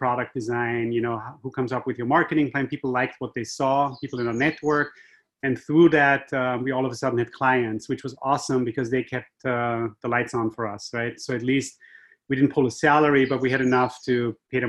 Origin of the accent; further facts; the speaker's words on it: Austria; accent: Austrian; moved away as an adult; also born or lived in Asia; now in Boston, United States; My accent is Austrian. I'm from Europe originally